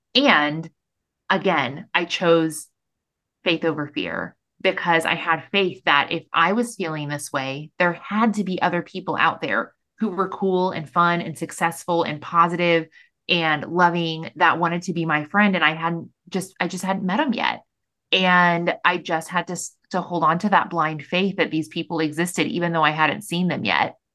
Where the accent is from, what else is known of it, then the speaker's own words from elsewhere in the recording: Missouri, United States; moved away as an adult; now in Austin, United States; I'm born and raised in Missouri.